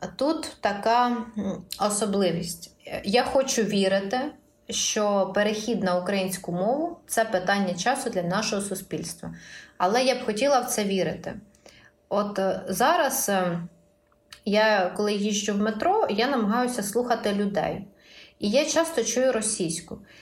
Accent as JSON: {"language": "Ukrainian", "region": "Poltava Oblast", "country": "Ukraine", "moved": "as an adult", "said": "я з Полтавщини"}